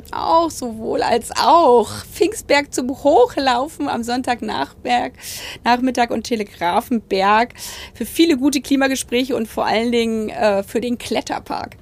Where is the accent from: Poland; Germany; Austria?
Germany; Potsdam, Brandenburg; ist für mich Potsdam nicht nur meine Heimat